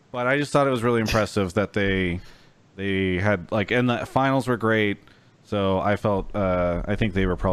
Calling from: Yakima, Washington, United States; I'm calling from Yakima, Washington.

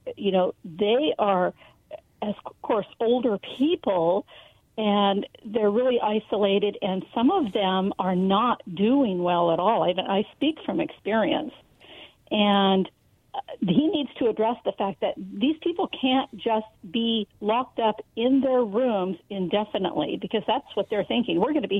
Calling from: Benton City, Washington, United States; I'm calling from Benton City.

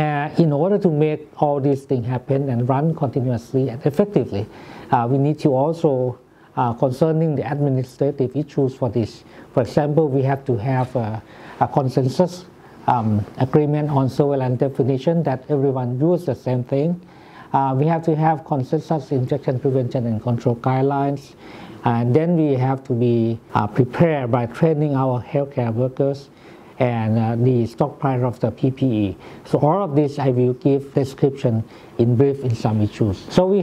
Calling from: Thailand; good morning. I'm speaking from Thailand.

